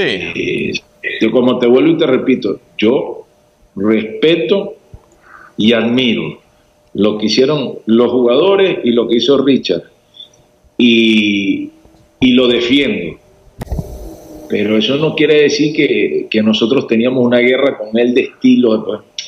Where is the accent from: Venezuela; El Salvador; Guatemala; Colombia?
Venezuela; moved away as an adult; also born or lived in Paraguay / Mexico; now in Bolivia; Yo soy orgullosamente venezolano